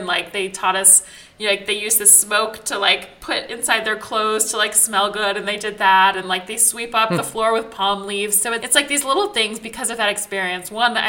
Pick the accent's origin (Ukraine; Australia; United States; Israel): Israel; growing up in Israel that like, if the siren goes off and there's sirens all over the country, you have a bomb shelter built into your house